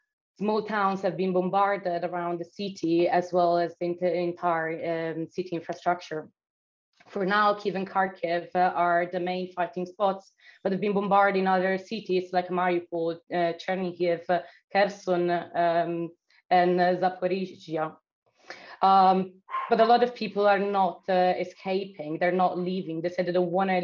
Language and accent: English; Italy; moved away; also born or lived in Odessa, Ukraine; my hometown in Italy